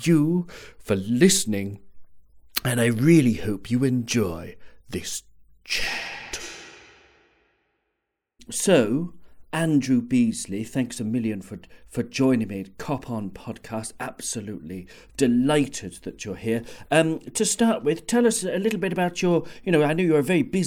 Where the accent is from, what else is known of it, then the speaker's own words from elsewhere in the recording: Jersey; I grew up in Jersey